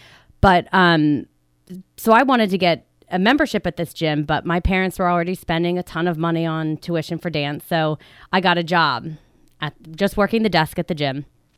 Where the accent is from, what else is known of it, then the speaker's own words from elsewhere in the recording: Drexel Hill, Pennsylvania, United States; Yes, I grew up in Drexel Hill, so right in the Delaware County area, and I went to high school, to Upper Darby High School, and to college at Temple University. So I am a local girl